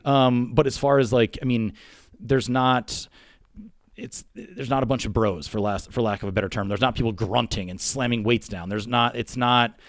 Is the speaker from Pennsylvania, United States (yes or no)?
yes; the Poconos, Pennsylvania, United States; moved away as an adult; I grew up in the Poconos, so again, from Pennsylvania.